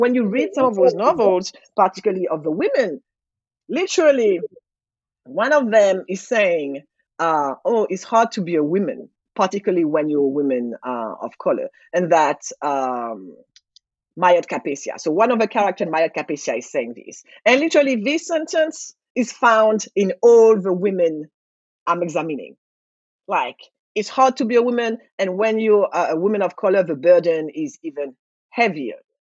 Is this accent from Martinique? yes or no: yes; Martinique; now in United States; i was like martinique